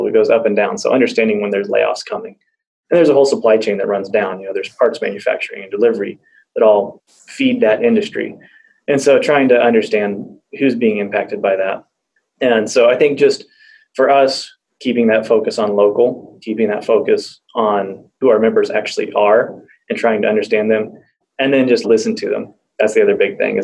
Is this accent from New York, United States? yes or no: no; Wichita, Kansas, United States; also born or lived in Bartlesville; We're from Wichita.